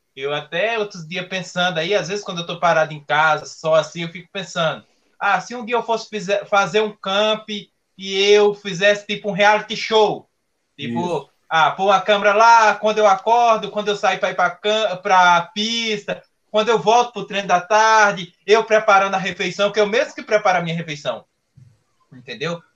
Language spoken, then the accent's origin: Portuguese; Pernambuco, Brazil; now in São Paulo, Brazil; não teria saído lá da minha cidade, lá em Pernambuco, é, e teria vindo aqui para São Paulo